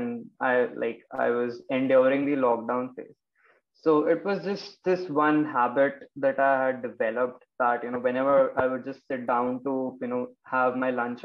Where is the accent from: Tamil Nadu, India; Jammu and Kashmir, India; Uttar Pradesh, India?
Uttar Pradesh, India; Lucknow; now in Noida, India; I'm from Lucknow, Uttar Pradesh. Currently, I'm residing in Noida.